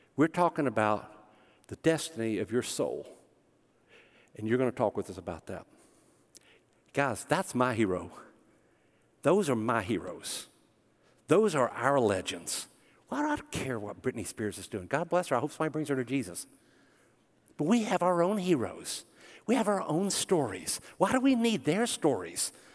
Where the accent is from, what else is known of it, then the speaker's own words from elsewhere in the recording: Smyrna, Tennessee, United States; I grew up in Smyrna, Tennessee.